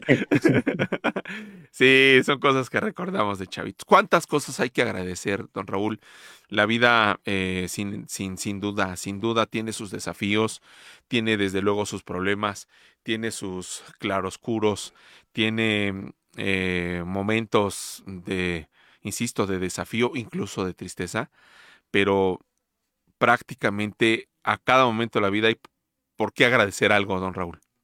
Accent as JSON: {"language": "Spanish", "region": "Mexico City", "country": "Mexico", "tie": "born or raised there", "said": "de mi niñez la viví en Villacuapa, en la unidad de Villacuapa"}